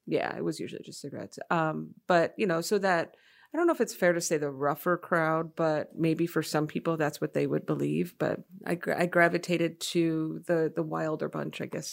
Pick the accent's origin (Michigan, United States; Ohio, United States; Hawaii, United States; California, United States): Michigan, United States; Freeland; moved away as an adult; also born or lived in Rochester, Michigan / Madison, Wisconsin; my memories are mostly in Freeland, Michigan